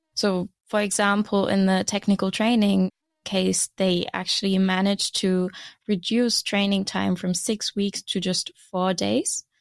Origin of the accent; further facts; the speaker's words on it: Germany; moved away as an adult; now in Aarhus, Denmark; I am originally from Germany, and I moved to Denmark to study